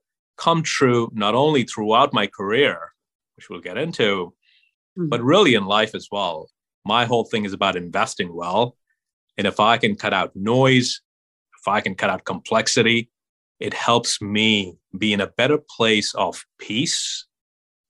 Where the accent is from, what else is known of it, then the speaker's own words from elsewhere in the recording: Mumbai, Maharashtra, India; I grew up in Mumbai